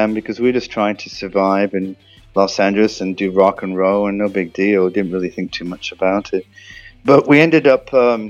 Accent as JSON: {"language": "English", "region": "Yorkshire and the Humber", "country": "United Kingdom", "said": "because I'm originally from Yorkshire"}